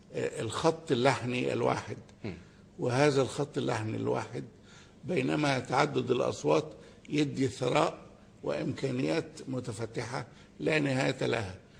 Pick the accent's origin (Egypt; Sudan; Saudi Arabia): Egypt; احنا كمصريين وكعرب